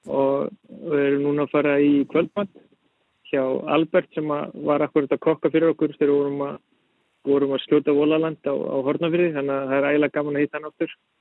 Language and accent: Icelandic; Iceland; moved away as an adult; also born or lived in Denmark; ég er íslenskur, ólst upp á Íslandi